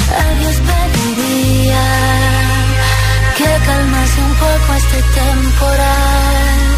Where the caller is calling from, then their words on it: Madrid, Community of Madrid, Spain; de Madrid